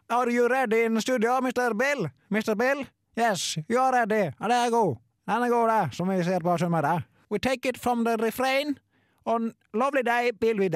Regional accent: Ålesund, Møre og Romsdal, Norway; Jeg kommer fra Ålesund og har jobba som produsent nå i 40 år.

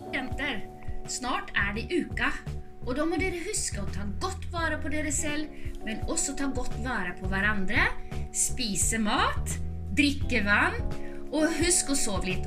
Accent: Oslo, Norway; er også fra Oslo og studerer industriell design

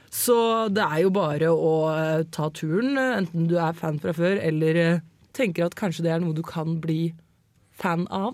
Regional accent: Eastern Norway, Norway; jeg er østlending

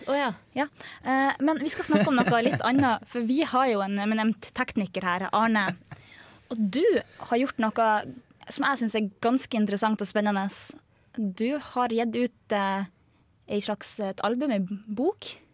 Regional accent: Harstad, Troms, Norway; moved away; min hjemby Harstad

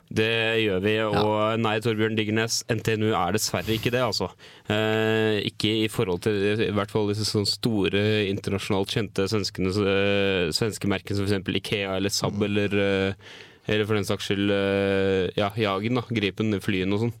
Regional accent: Norway

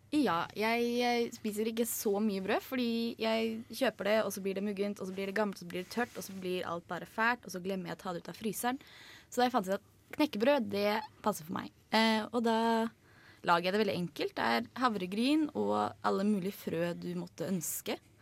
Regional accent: Oslo, Norway; jeg kommer fra Oslo

